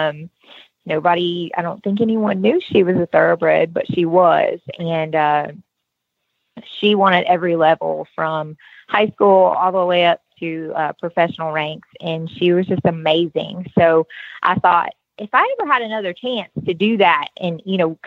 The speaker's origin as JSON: {"language": "English", "town": "Baton Rouge", "region": "Louisiana", "country": "United States", "moved": "yes", "lives_now": "Tennessee, United States", "said": "I'm originally from Baton Rouge, Louisiana"}